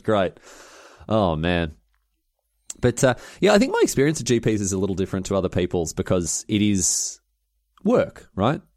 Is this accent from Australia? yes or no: yes; Melbourne, Victoria, Australia; It was in my hometown